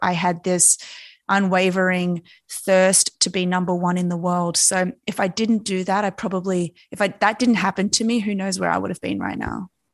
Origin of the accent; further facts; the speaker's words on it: Australia; born and raised in Australia, and if you know anything about us Aussies, we've always grown up around the ocean